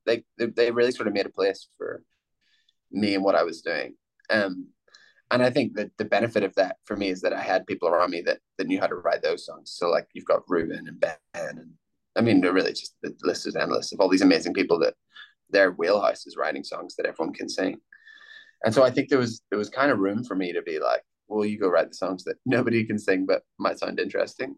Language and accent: English; Ireland; I grew up in Ireland, so I grew up listening to the rambling Irish kind of poet, singer, songwriters